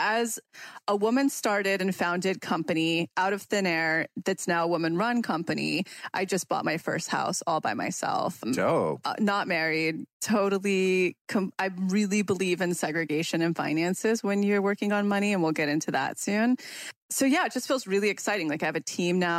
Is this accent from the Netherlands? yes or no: no; Mariposa, California, United States; we just bought a retreat house up in Mariposa, which is right outside of Yosemite. It's my hometown.